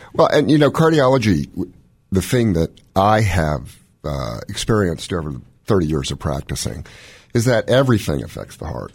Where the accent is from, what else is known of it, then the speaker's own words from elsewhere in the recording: Washington, District of Columbia, United States; moved away as an adult; also born or lived in Baltimore / Durham; I was born in Washington, D C to a Chinese mom